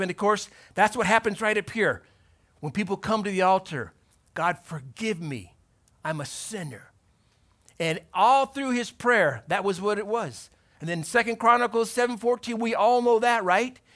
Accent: Torrance, California, United States; Born in Torrance, went to high school in Torrance

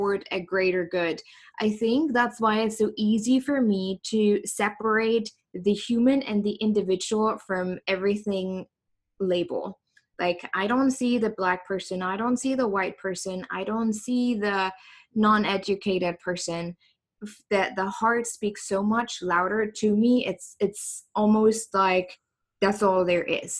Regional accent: East Germany, Germany; English is a second language; moved away as an adult; now in United States; I grew up in East Germany, so that was the former DDR

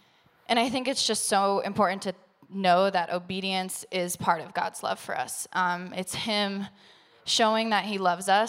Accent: Denver, Colorado, United States; also born or lived in Oklahoma; I grew up here in Denver, Colorado. I grew up in a Christian home.

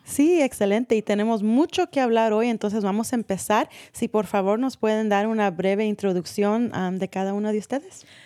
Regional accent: San Rafael, California, United States; Crecí en San Rafael

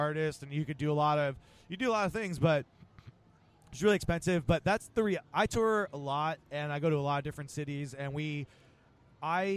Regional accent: Rockaway, New Jersey, United States; moved away as an adult; now in Seattle, United States; when I moved to Seattle from New Jersey, I moved there because it was cheaper to live in downtown Seattle than in my hometown in New Jersey.

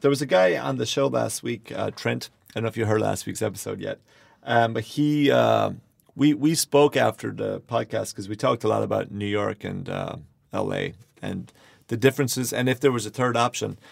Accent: Ireland; now in Los Angeles, United States; I am from Ireland

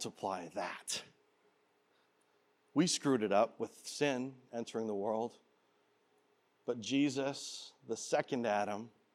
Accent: Canada; now in Peoria, United States; I was born in Canada

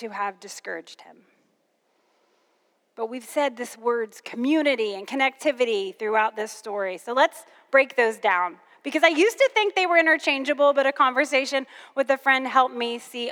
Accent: Kentucky, United States; I'm originally from Kentucky

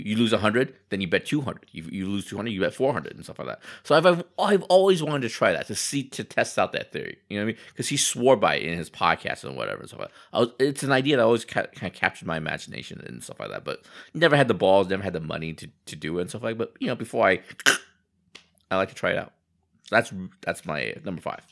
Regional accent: United States; I grew up in America

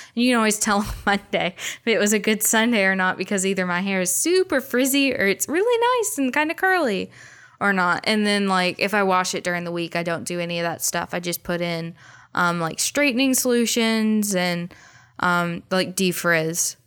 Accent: United States; I grew up in America.

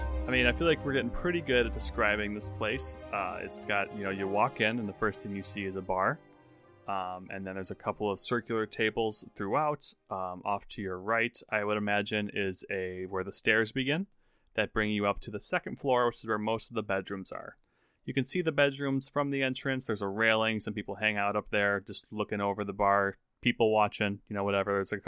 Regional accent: United States; I'm American.

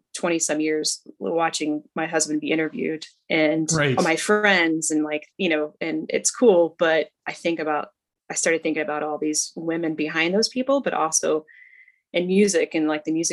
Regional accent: right outside of Cincinnati, Ohio, Indiana, United States; I grew up in Indiana, but right outside of Cincinnati, Ohio

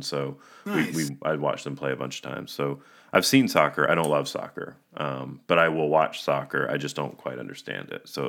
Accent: Charleston, South Carolina, United States; moved away; I'm from Charleston, South Carolina, originally.

